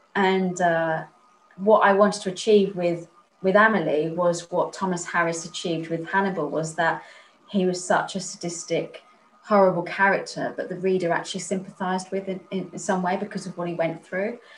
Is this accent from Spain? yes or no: yes; Spain; moved away; also born or lived in Chichester; I was raised in Spain